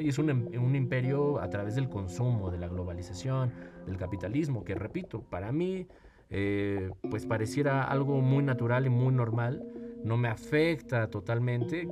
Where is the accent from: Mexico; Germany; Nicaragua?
Mexico; en mi país, en mi caso, en México